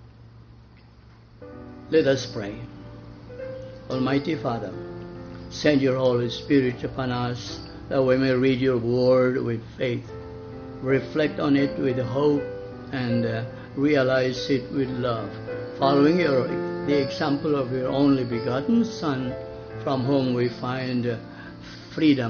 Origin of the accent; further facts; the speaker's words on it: Balamban, Central Visayas, Philippines; I was born in Balampan